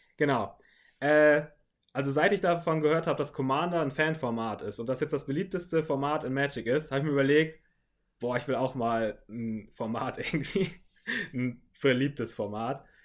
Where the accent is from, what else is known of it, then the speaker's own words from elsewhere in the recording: Northern Germany, Germany; moved away; ursprünglich komme ich wirklich aus Norddeutschland und da ging es in meinem kleinen Dorf